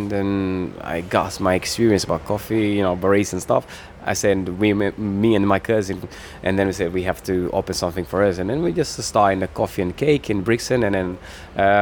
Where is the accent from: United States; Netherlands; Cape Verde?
Cape Verde; now in London, United Kingdom; I came from Cape Verde, which we have 10 islands there.